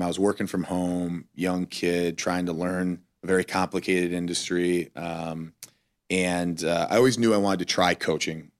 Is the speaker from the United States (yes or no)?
yes; Cleveland, Ohio, United States; moved away; we were living in Cleveland